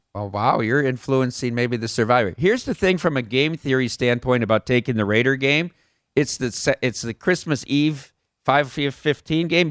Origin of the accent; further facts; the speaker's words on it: Iowa, United States; growing up in Iowa